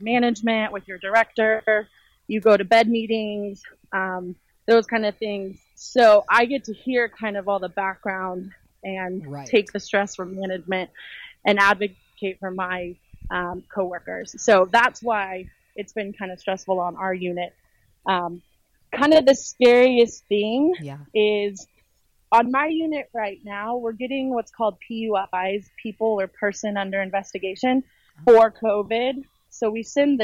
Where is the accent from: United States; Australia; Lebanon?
United States; Casper, Wyoming; now in Houston, United States; I was born in Casper, Wyoming.